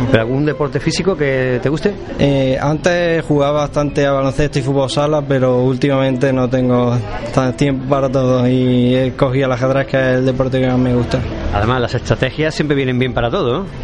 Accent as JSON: {"language": "Spanish", "town": "Córdoba", "region": "Andalusia", "country": "Spain", "said": "De Córdoba Capital."}